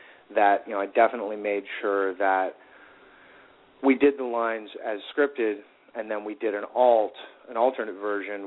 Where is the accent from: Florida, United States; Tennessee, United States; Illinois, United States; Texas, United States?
Illinois, United States; Chicago; now in Los Angeles, United States; I'm from Chicago